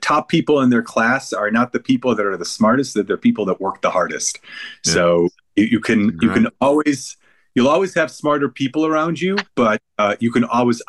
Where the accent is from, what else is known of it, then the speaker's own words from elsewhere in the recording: Cleveland, Ohio, United States; born there; they decided to move here, and I was born in Cleveland.